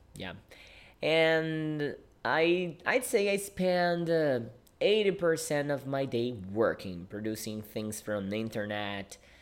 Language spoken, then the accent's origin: English; Brazil; English is a second language; I am a Brazilian English teacher. Yeah, I teach English and I live in Brazil.